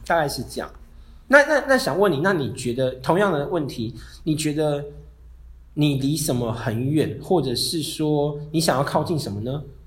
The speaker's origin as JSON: {"language": "Chinese", "town": "Hualien", "region": "Hualien County", "country": "Taiwan", "moved": "yes", "said": "我是花莲人嘛，然后我真的很喜欢花莲"}